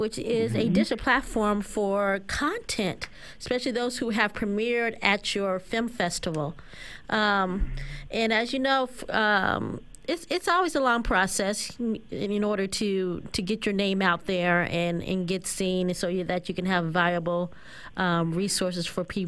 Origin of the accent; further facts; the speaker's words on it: Oklahoma, United States; I'm from Oklahoma